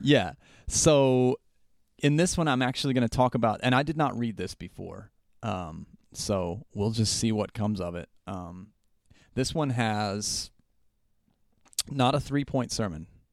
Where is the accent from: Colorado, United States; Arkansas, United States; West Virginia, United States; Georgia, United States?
West Virginia, United States; Southern; I grew up in Southern West Virginia where all activity was group activity